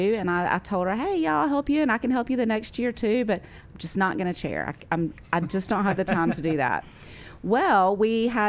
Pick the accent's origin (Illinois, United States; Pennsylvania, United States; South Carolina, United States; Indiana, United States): South Carolina, United States; Rock Hill; Yeah, so I grew up in Rock Hill. I was born and raised here. I've gone to Oakland Baptist Church my whole life, and my family has been here since 1978, I believe.